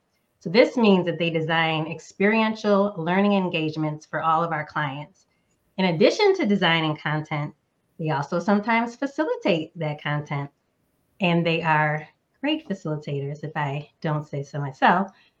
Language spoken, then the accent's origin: English; Northeast United States, United States; now in Southern United States; I'm an introvert, a wife, a daughter, a sister, a dog mom, and a current Southerner, but was born and raised in the Northeast United States.